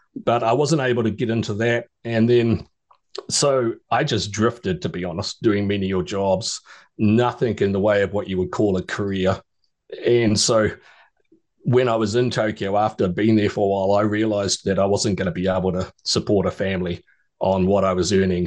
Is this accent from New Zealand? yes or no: yes; New Zealand; moved away as an adult; also born or lived in Australia; I was born and raised in New Zealand and spent uh, 37 years of my life there